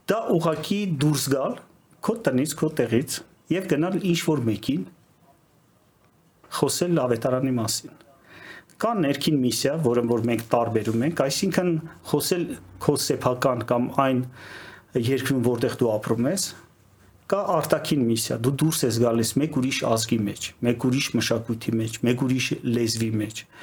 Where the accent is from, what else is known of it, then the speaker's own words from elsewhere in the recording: Yerevan, Armenia; moved away as an adult; also born or lived in Moscow, Russia / Siberia, Russia; now in Kyiv, Ukraine; ծնվել եմ շատ վաղուց, դեռ սովետ էր։ Երևանում եմ ծնվել, ստեղ դպրոց եմ գնացել, բայց երբ որ արդեն դպրոցը ավարտեցի, մեկնեցի Մոսկվա